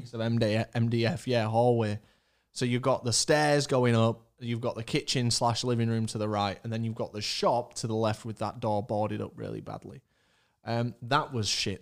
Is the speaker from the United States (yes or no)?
no; Leeds, Yorkshire and the Humber, United Kingdom; We live in Leeds. We're from Leeds